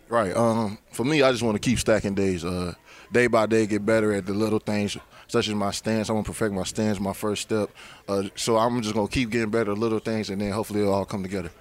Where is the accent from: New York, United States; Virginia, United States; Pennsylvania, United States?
Virginia, United States; moved away as an adult; also born or lived in Cincinnati; I'm from Virginia